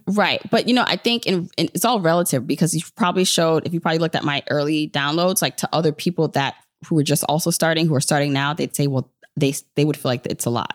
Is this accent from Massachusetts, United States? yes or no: no; New York City, New York, United States; also born or lived in Jamaica; I am New York all the way, even though, so I'm, but I'm Jamaican, so I was born in Jamaica